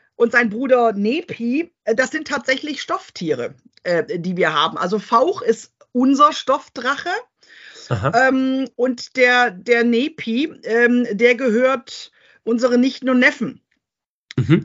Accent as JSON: {"language": "German", "region": "Rhineland-Palatinate", "country": "Germany", "said": "bei uns in der Pfalz"}